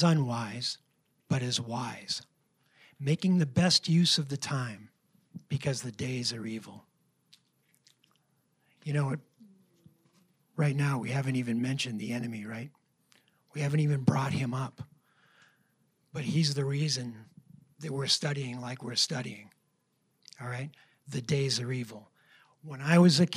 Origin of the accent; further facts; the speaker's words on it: New Hampshire, United States; we're both from New Hampshire